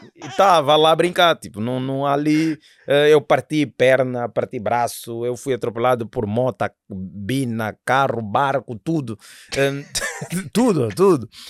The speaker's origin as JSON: {"language": "Portuguese", "country": "Angola", "said": "sou angolano"}